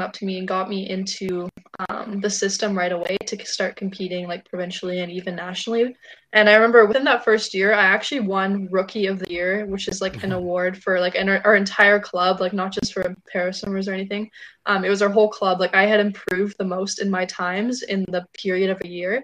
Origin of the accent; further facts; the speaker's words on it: Surrey, British Columbia, Canada; I'm from Surrey